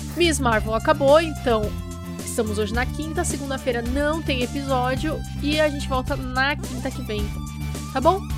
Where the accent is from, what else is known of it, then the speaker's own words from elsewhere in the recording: Brazil; nós somos brasileiros e conversamos um com os outros em português